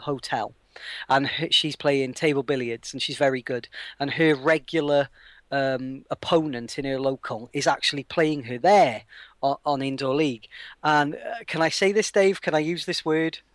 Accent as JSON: {"language": "English", "region": "Wales", "country": "United Kingdom", "said": "as a Welshman"}